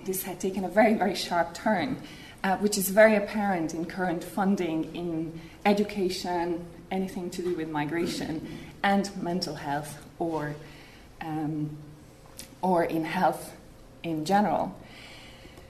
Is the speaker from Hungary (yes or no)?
yes; Hungary; also born or lived in Ireland; now in Spain; I actually grew up in Hungary, as my name would suggest.